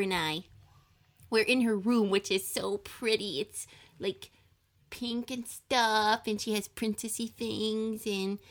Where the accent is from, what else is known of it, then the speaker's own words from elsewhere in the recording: United States; I was born in America, too